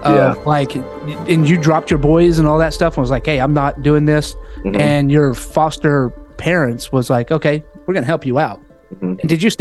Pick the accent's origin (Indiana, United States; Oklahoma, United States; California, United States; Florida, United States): Oklahoma, United States; now in San Diego, United States; I'm from Oklahoma.